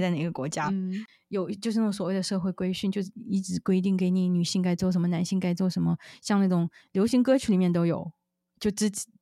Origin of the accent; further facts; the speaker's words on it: China; now in United States; 我中，中国人啊